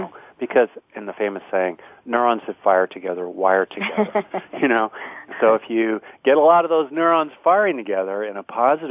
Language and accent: English; Southern California, United States; now in Bay Area, United States; Oh, Southern California